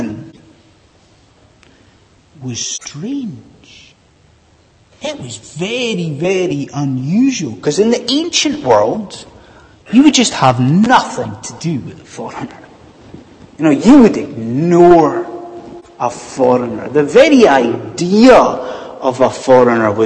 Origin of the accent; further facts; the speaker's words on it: Scot, Scotland, United Kingdom; now in England, United Kingdom; as a Scot living in England